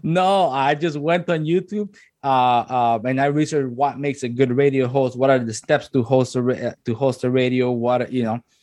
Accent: La Ceiba, Atlántida, Honduras; also born or lived in Tegucigalpa, Honduras; now in Canada; once my mom graduated, then I moved to La Ceiba

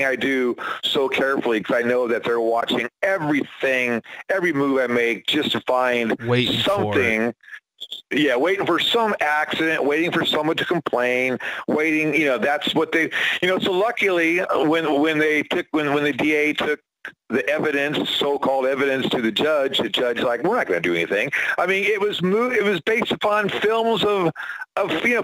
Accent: San Diego, California, United States; I'm from San Diego, man. I'm from a place that's pretty, you know, liberal and stuff.

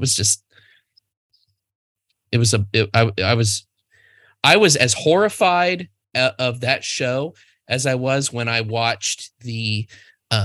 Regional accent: United States; I'm American

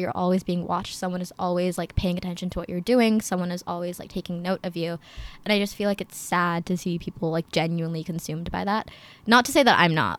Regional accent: Princeton, New Jersey, United States; also born or lived in Chicago, Illinois; I am from Princeton, New Jersey, but I was born in Chicago

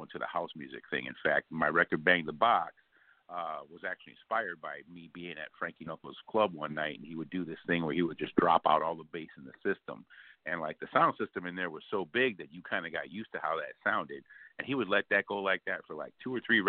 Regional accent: Chicago, Illinois, United States; I'm from the Windy City of Chicago, born and raised

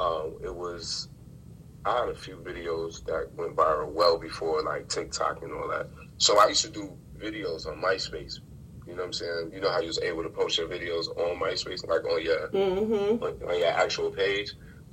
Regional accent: Rochester, New York, United States; Rochester, New York.

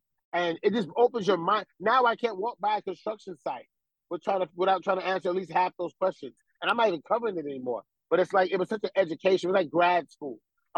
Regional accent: New York, United States; you know, we're from New York.

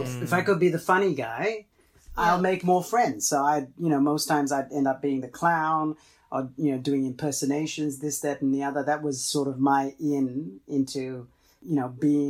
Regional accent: Fiji; first language Tamil; English is a second language; also born or lived in Los Angeles, United States; now in Australia; I was actually born in Fiji

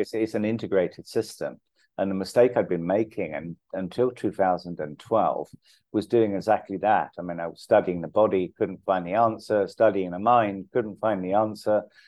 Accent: London, United Kingdom; moved away as an adult; now in India; My dad's Irish, my mum's English, but I grew up in London

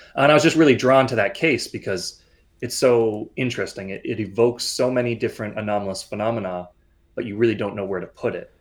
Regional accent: Canada; I am a Canadian. I'm living in Toronto right now.

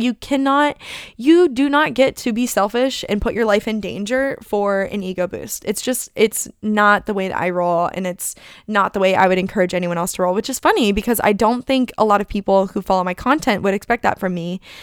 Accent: Phoenix, Arizona, United States; moved away as an adult; also born or lived in Oahu; here I am in Phoenix, Arizona

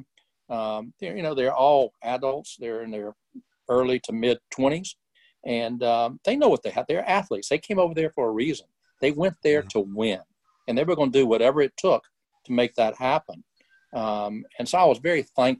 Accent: Birmingham, Alabama, United States; also born or lived in Oklahoma; I was born and raised in Birmingham, and only left twice, once to go to Oklahoma and once to go in the Army

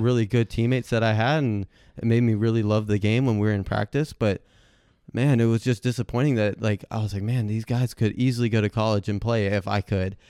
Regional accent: Hilton Head, South Carolina, United States; I'm originally from Hilton Head, South Carolina, and so pretty much for all of Beaufort County, the county that I lived

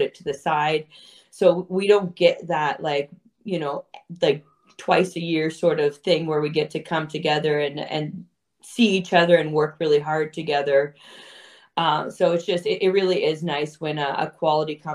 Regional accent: Toronto, Ontario, Canada; I'm born and raised in Toronto

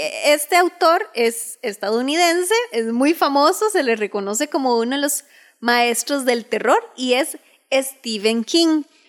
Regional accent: Costa Rica; nosotros somos de Costa Rica

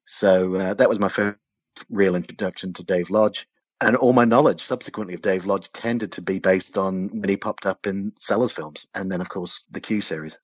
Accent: New Zealand; I grew up in New Zealand

